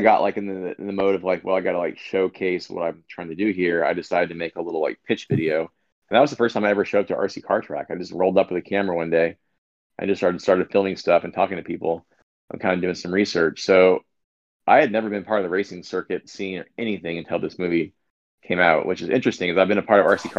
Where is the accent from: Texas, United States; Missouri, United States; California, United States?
California, United States; Southern; I grew up in Southern California. I still live in Los Angeles.